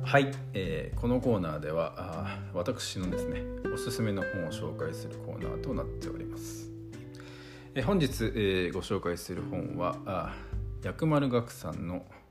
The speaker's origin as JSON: {"language": "Japanese", "region": "Saitama", "country": "Japan", "tie": "born or raised there", "moved": "yes", "lives_now": "Kyoto, Japan", "said": "埼玉で育った僕"}